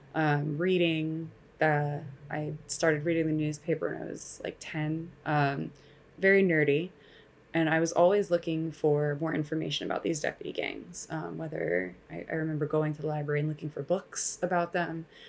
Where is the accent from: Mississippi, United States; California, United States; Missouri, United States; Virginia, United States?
California, United States; Los Angeles; I grew up here in Los Angeles